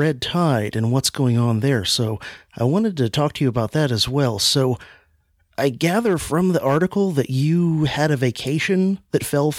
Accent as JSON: {"language": "English", "region": "Florida", "country": "United States", "said": "I'm from Florida. I live in Florida"}